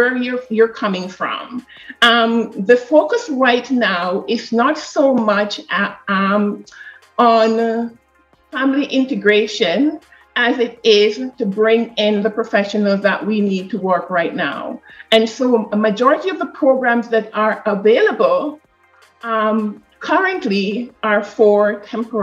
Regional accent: Jamaica; moved away as an adult; now in Canada; I am from Jamaica

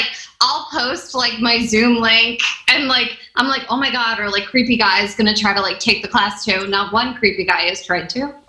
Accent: Kentucky, United States; I'm from Kentucky.

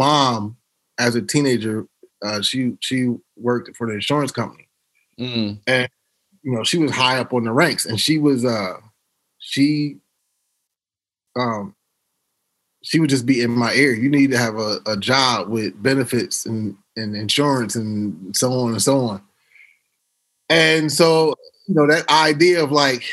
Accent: Harrisburg, Pennsylvania, United States; moved away; also born or lived in Philadelphia / Los Angeles; my folks that I grew up with in the Burg.

